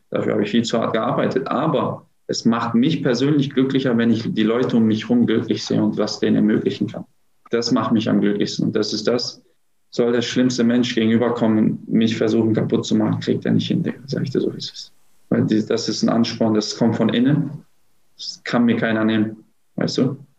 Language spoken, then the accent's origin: German; Gelsenkirchen, North Rhine-Westphalia, Germany; also born or lived in Herten; now in Düsseldorf, Germany; aufgewachsen bin ich in Gelsenkirchen-Bur. Ich bin nur ähm, geboren